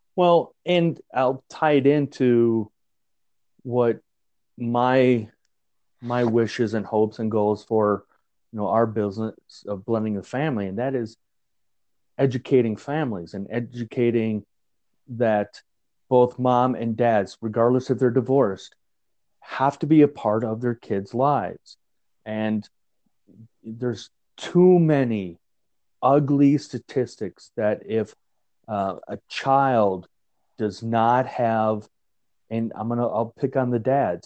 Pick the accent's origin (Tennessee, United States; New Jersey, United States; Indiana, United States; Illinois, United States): Illinois, United States; Chicago; now in Greeley, United States; growing up in Chicago